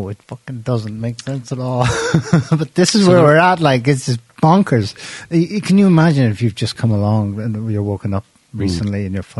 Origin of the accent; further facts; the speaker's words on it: Ireland; We're Irish. We should probably...